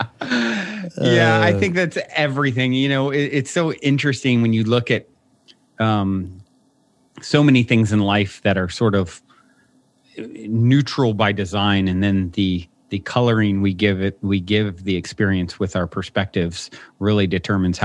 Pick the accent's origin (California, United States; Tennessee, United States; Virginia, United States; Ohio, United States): Virginia, United States; I was raised in Virginia on the East Coast